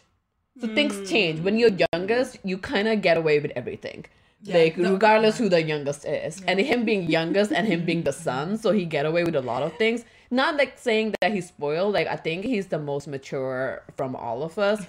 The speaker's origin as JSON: {"language": "English", "country": "India", "moved": "yes", "lives_now": "United States", "said": "I'm Indian."}